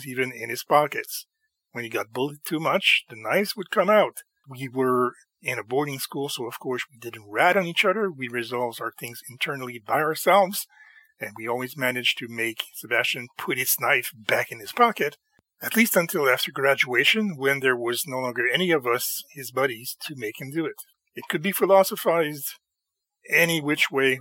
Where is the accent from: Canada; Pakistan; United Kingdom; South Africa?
Canada; I'm Canadian and we're not a weapons or guns culture